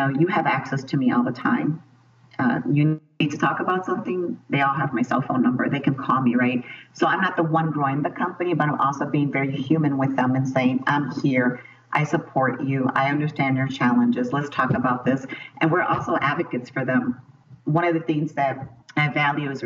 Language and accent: English; Chicago, Illinois, United States; I was born and raised in Chicago